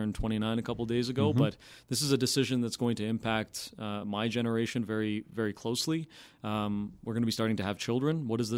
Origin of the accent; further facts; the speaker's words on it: Stoney Creek, Ontario, Canada; So I'm from originally from Stoney Creek, Ontario.